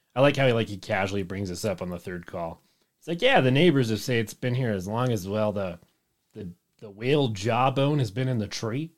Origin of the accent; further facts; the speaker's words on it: Utah, United States; we're from Utah